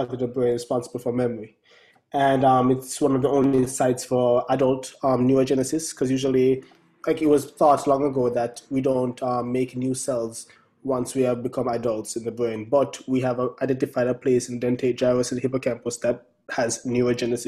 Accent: Brown's Town, Saint Ann, Jamaica; moved away as an adult; now in United States; growing up in Brownstown

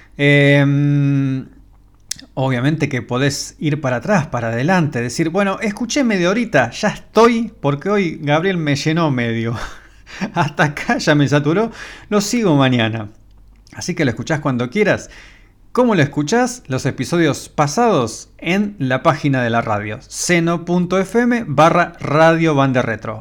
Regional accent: Argentina

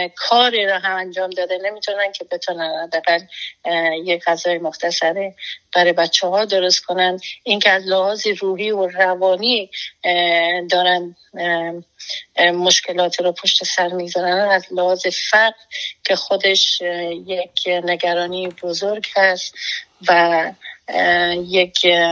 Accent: Afghanistan; moved away as an adult; now in United States; ما بیرون از افغانستان هستیم

